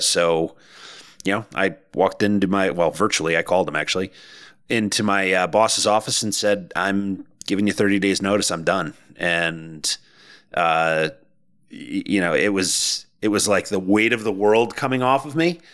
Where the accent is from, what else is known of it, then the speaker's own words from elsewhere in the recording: Connecticut, United States; moved away as an adult; also born or lived in Boston area; we moved from the Boston area to the Connecticut, back to Connecticut. My wife and I are both from here.